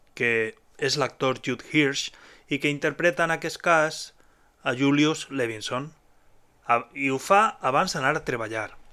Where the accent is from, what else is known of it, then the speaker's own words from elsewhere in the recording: Alzira, Valencian Community, Spain; el grup del meu poble, d'Alcira.